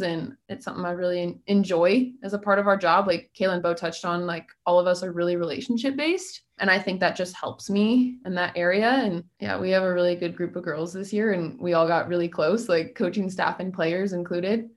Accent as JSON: {"language": "English", "region": "Missouri", "country": "United States", "tie": "born or raised there", "moved": "as an adult", "lives_now": "Oxford, United States", "said": "I'm from Missouri, so I grew up"}